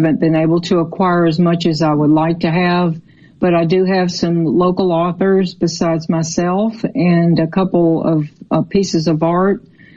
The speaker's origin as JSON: {"language": "English", "town": "Memphis", "region": "Tennessee", "country": "United States", "tie": "born or raised there", "also_born_or_lived": "Mississippi / Florida", "moved": "yes", "lives_now": "Southaven, United States", "said": "I was born in Memphis, and I raised my children in Mississippi"}